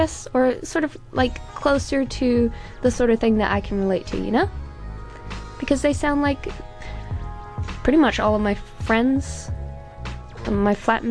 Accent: New Zealand; I have an accent and I'm Canadian, but I've lived in New Zealand my whole life

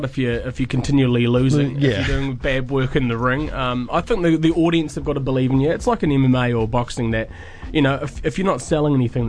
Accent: Dunedin, Otago, New Zealand; moved away; wrestling in my hometown

